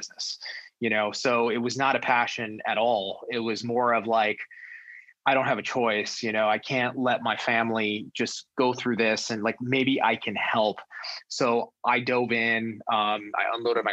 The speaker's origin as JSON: {"language": "English", "town": "Los Angeles", "region": "California", "country": "United States", "tie": "born or raised there", "also_born_or_lived": "New York"}